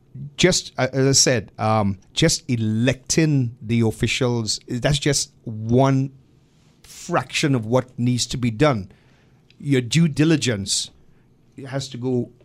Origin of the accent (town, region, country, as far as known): Trinidad & Tobago